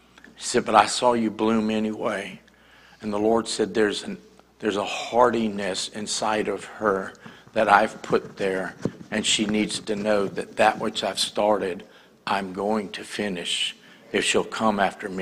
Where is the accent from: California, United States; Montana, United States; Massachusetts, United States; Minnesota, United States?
Massachusetts, United States; Boston; also born or lived in New Hampshire; I lived in New Hampshire. I'm from the Northeast. I was born in Boston.